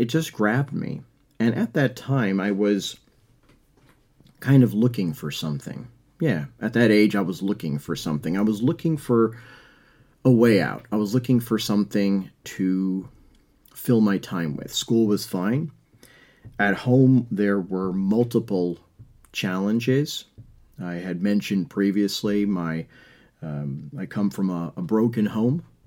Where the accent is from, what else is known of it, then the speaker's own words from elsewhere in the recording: New York, United States; I'm from New York